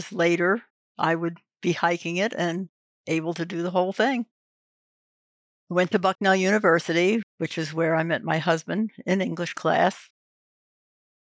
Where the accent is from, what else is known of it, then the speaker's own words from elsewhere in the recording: New Jersey, United States; I grew up in New Jersey